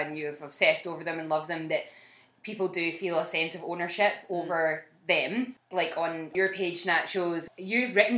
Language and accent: English; Scotland, United Kingdom; We're Scottish